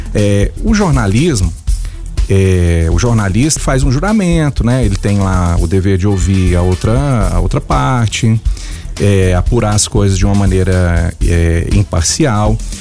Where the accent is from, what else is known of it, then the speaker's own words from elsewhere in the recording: Goiás, Brazil; se eu sou goiano